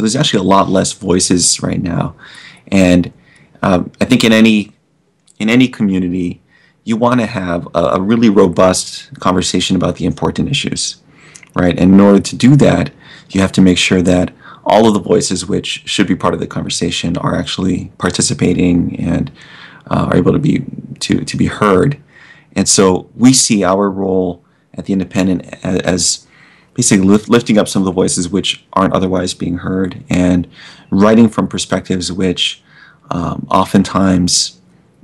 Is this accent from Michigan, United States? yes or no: no; Hawaii, United States; as a native Hawaiian